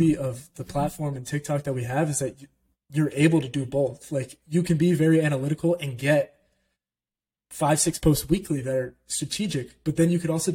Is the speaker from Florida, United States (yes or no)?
yes; Orlando, Florida, United States; I grew up in Orlando, Florida